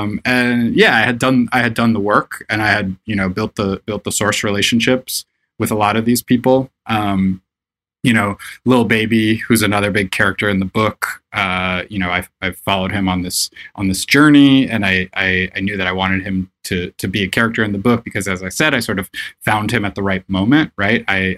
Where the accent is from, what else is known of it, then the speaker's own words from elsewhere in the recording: Florida, United States; moved away as an adult; now in New York, United States; So I grew up all around Florida. I went to high school in Orlando, Florida, but I lived all over the state. My family moved around a lot.